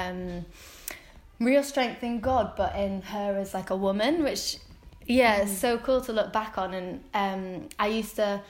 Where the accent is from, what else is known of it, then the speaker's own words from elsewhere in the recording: Wigan, North West England, United Kingdom; also born or lived in Watford; now in Preston, United Kingdom; I'm from Wigan. I grew up in Wigan.